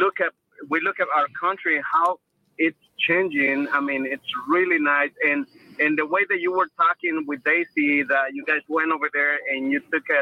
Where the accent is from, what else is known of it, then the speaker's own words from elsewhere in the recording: El Salvador; moved away; I am from El Salvador